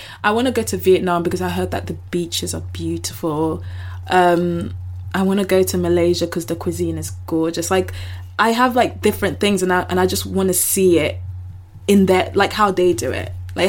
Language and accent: English; United Kingdom; as British people